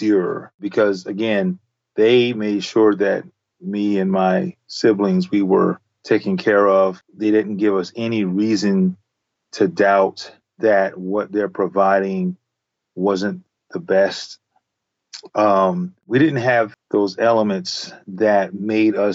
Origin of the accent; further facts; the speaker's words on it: the South, United States; as a young African-American kid growing up in the South